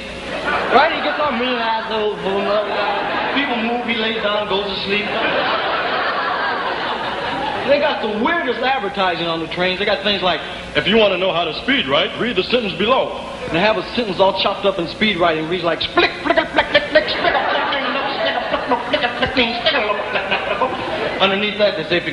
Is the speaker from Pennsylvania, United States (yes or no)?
no; Peoria, Illinois, United States; I'm not a New Yorker. My home's in Peoria, Illinois